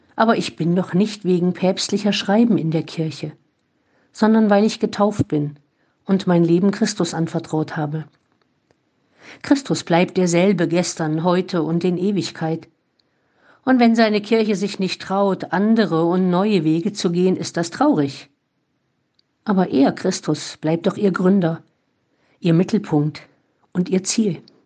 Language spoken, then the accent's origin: German; Germany; also born or lived in Olpe; Hier bei uns in Deutschland